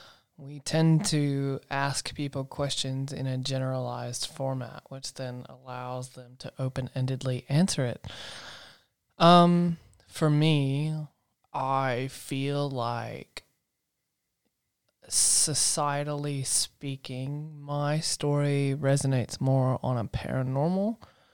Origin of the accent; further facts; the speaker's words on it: the South, United States; I grew up in the South knowing those to be ghosts and ghost stories.